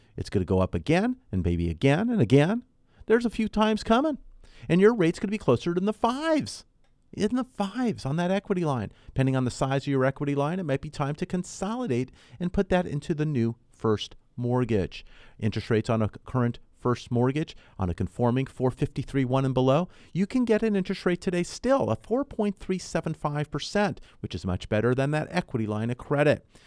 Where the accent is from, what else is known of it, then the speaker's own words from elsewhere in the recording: Southern California, United States; also born or lived in Ventura County; I was born and raised here in Southern California